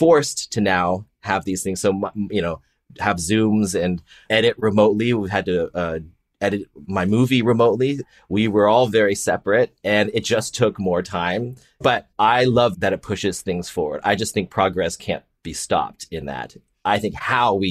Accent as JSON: {"language": "English", "town": "Palo Alto", "region": "California", "country": "United States", "tie": "born or raised there", "said": "I grew up in the Bay Area in Palo Alto in the 80s before it was the Silicon Valley"}